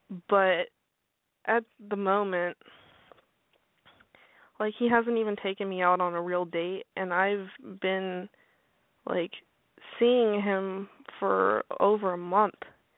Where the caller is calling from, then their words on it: Arkansas, United States; I'm 18. And I'm calling from Arkansas.